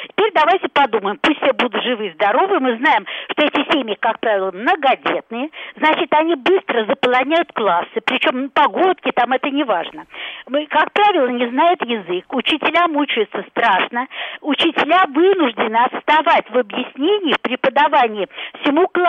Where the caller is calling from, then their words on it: Moscow, Russia; Я из Москвы.